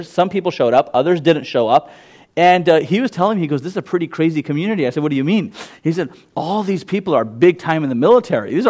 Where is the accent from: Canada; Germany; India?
India; Gujarat; first language Gujarati; English is a second language; I just straight up go to my mother tongue. I'm a Gujarati.